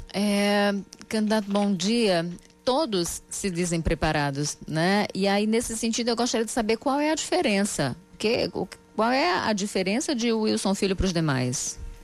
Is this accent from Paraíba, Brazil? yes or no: yes; João Pessoa, Paraíba, Brazil; Nasci aqui em João Pessoa